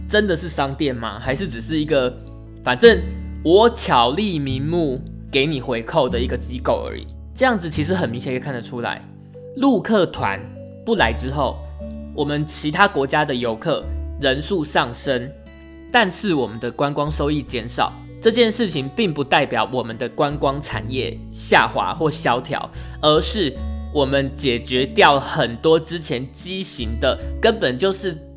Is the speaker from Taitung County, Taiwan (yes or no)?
no; Pingtung, Pingtung County, Taiwan; now in Taipei, Taiwan; 我的故乡品东